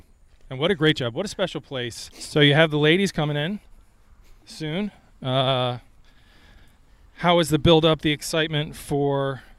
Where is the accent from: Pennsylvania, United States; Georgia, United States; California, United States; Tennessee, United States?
Pennsylvania, United States; Philadelphia; as the Women's PGA Championship rolls here into Philadelphia, my hometown